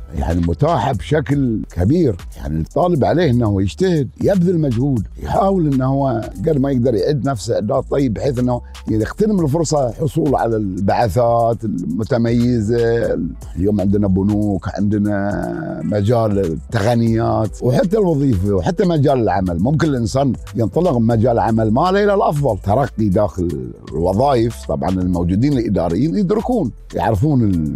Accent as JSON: {"language": "Arabic", "town": "Riffa", "region": "Southern Governorate", "country": "Bahrain", "tie": "born or raised there", "said": "من مواليد طبعا الرفاع سنه 1953"}